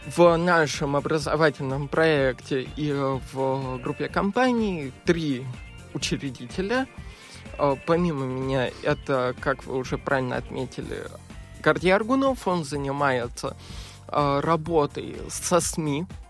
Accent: Moscow, Russia; я коренной москвич

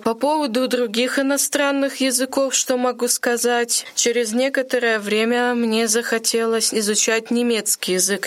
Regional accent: Monchegorsk, Murmansk Oblast, Russia; also born or lived in Volokolamsk; now in Ulyanovsk, Russia; Я приехала в Ульяновск из города Манчегорска. Это Мурманская область. Я там родилась.

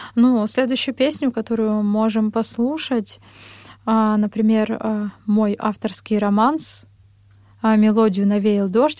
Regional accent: Ozyorsk, Chelyabinsk Oblast, Russia; also born or lived in Vishnevogorsk / Verkhnyaya Pyshma / Kursk; now in Moscow, Russia; я родом из Челябинской области, э, город Озерск. Позже переехали в поселок Вишневогорск

